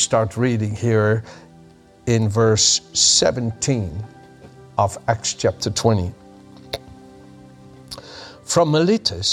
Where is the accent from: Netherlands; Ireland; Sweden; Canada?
Netherlands; moved away; I was born in the Netherlands and raised there